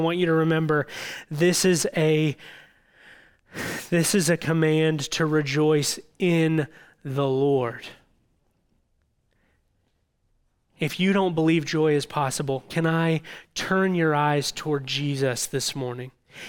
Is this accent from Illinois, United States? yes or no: yes; Illinois, United States; I grew up in Southern Illinois and spent a lot of time on the Ohio River.